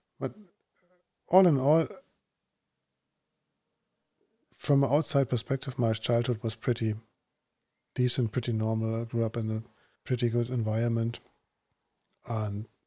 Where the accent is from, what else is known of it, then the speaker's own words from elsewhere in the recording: Braunschweig, Lower Saxony, Germany; moved away; I was living in Braunschweig